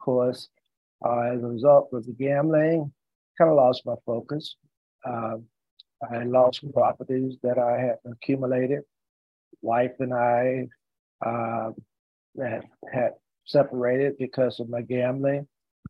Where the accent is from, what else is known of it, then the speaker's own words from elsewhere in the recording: Lewisburg, North Carolina, United States; In Lewisburg, North Carolina. That's about 35 miles outside of Raleigh, going south of Raleigh. I always tell people it really was not really in the city of Lewisburg, because we lived out about 10 miles out of the city in a little village that was called Moulton.